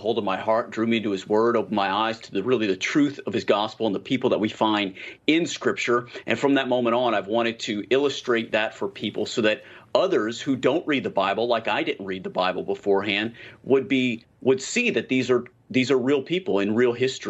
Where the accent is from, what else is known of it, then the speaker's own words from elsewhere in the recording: the South, United States; accent: Southern; so many of us in the United States and in the South, if you could tell from my accent